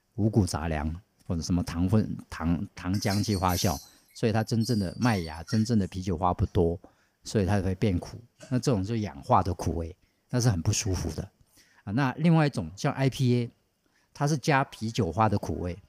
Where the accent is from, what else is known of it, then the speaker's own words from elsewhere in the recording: Taiwan; 我们台湾人